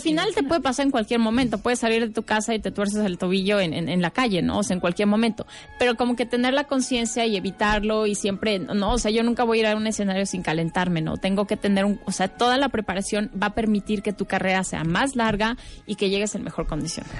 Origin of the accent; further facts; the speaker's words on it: Mexico; como artista, como mexicana